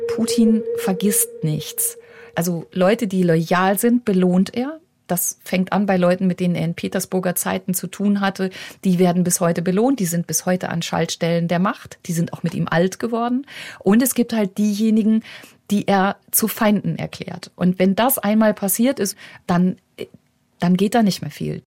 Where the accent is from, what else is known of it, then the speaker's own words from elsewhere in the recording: Germany; now in Moscow, Russia; bei uns in Deutschland